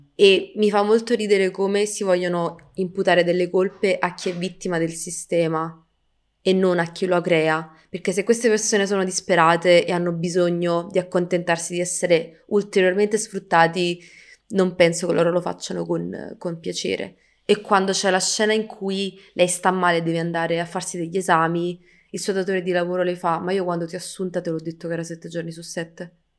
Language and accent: Italian; Italy; sono nata qui in Italia